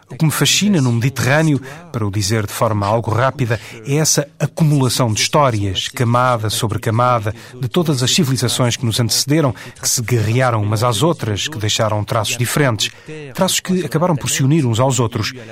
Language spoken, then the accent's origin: Portuguese; Paris, Île-de-France, France; born there; Porque eu não sou de modo nenhum dessa zona da Europa. Nasci em Paris.